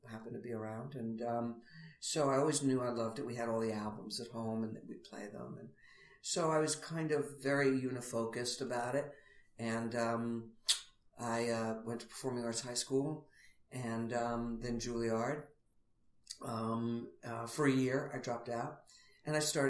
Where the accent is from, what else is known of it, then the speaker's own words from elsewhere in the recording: New York City, New York, United States; I grew up in Queens